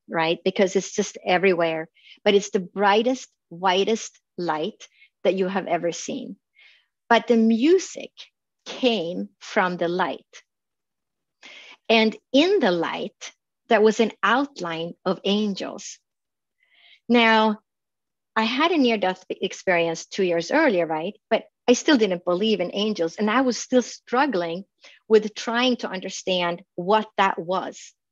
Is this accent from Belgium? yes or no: no; Sweden; now in Phoenix, United States; I grew up in Sweden and there's a lot of log cabins